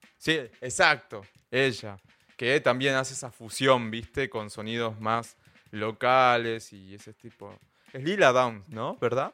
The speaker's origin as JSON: {"language": "Spanish", "region": "Salta", "country": "Argentina", "said": "yo soy del norte de Argentina, de la provincia de Salta"}